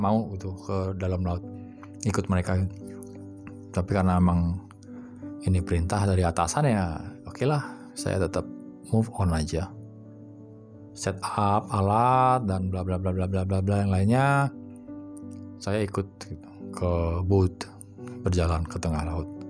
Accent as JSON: {"language": "Indonesian", "region": "Bali", "country": "Indonesia", "tie": "born or raised there", "said": "saya sempat dibesarkan di Bali"}